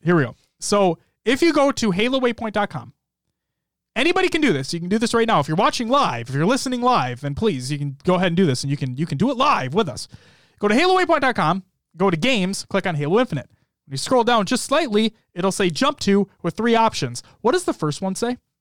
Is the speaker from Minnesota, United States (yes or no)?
yes; Minnesota, United States; accent: Minnesotan; My Minnesotan accent's coming out now hard.